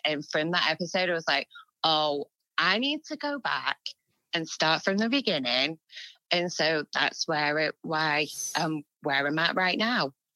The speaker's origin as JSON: {"language": "English", "region": "England", "country": "United Kingdom", "said": "we're English"}